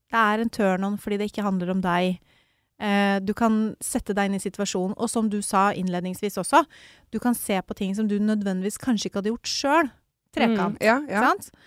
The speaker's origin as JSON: {"language": "Norwegian", "town": "Mysen", "region": "Østfold", "country": "Norway", "said": "jeg er jo fra Mysen"}